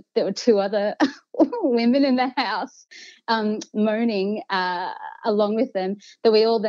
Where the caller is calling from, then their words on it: Melbourne, Victoria, Australia; I'm calling from nice non-lockdown Melbourne.